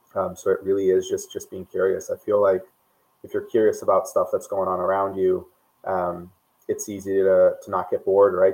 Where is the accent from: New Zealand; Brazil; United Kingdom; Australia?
Brazil; moved away as an adult; also born or lived in United States; I, I grew up in Brazil. Um, I moved to the U.S. for college.